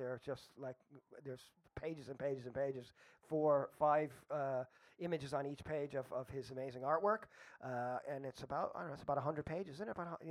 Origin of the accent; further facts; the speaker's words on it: New York, United States; I'm from New York, right?